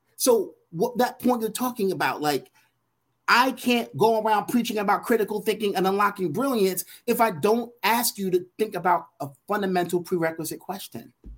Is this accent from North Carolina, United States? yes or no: no; New York City, New York, United States; growing up in Brooklyn, New York